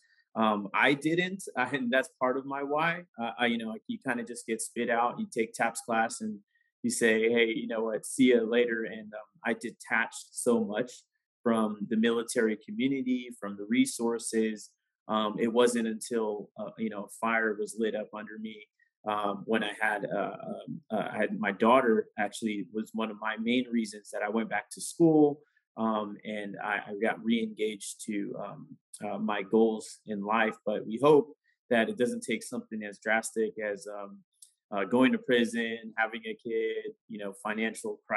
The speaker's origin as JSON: {"language": "English", "town": "San Diego", "region": "California", "country": "United States", "tie": "born or raised there", "said": "So I grew up in San Diego."}